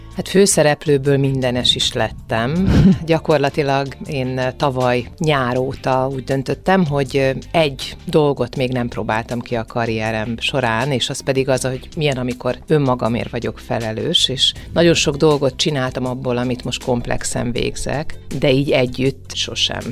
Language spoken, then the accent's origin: Hungarian; Szeged, Csongrád-Csanád, Hungary; Szegeden nőttem föl